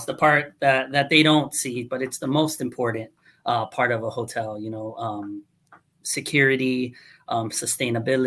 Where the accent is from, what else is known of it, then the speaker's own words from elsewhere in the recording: South Florida, United States; I'm born and raised in South Florida